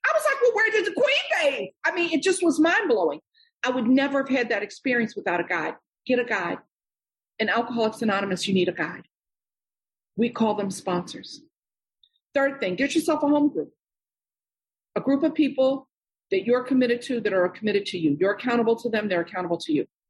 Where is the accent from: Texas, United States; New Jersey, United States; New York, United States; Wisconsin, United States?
New York, United States; I'm born and raised in New York.